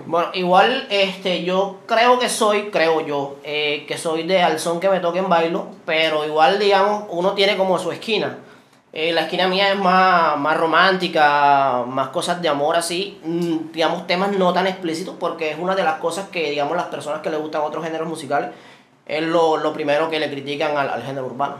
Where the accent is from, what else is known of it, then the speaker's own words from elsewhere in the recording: Sabanalarga, Atlántico, Colombia; yo soy del corregimiento de Cascajal, que es jurisdicción de acá del municipio